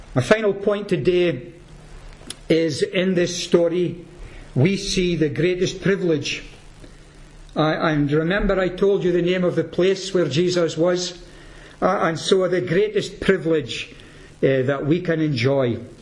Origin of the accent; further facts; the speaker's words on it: Peterhead, Scotland, United Kingdom; I'm from Peterhead